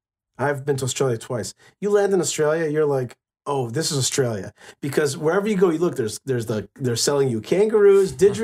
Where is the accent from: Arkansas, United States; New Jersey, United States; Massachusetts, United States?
New Jersey, United States; now in Israel; I'm from New Jersey